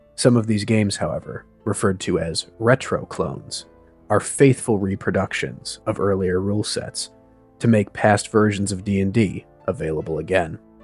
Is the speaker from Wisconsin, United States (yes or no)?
yes; Wisconsin, United States; now in New England, United States; I'm calling you from New England, but I'm, I'm from Wisconsin originally.